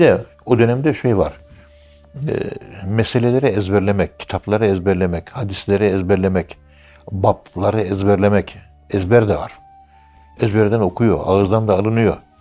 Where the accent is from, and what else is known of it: Turkey